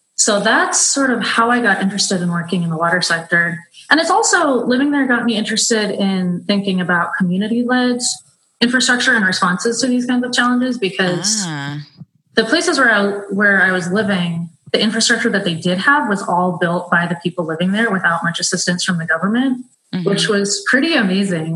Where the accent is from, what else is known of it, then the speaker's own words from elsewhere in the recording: San Francisco, California, United States; moved away as an adult; also born or lived in Brazil; I grew up in San Francisco